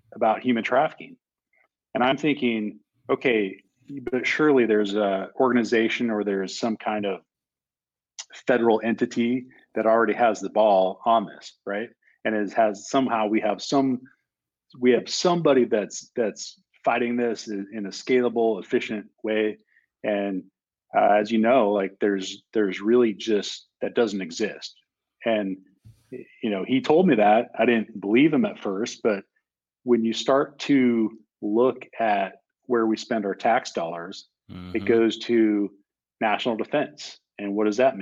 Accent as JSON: {"language": "English", "region": "Montana", "country": "United States", "tie": "born or raised there", "said": "my home state of Montana"}